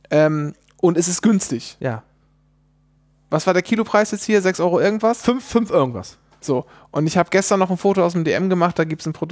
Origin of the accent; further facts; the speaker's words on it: Bavaria, Germany; wie sagt man eigentlich? Ich komme ja aus Bayern. Kann auch sein, dass es Feiland ist?